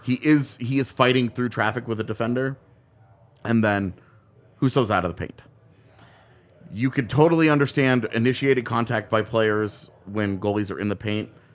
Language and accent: English; Texas, United States; now in Colorado, United States; I grew up in Texas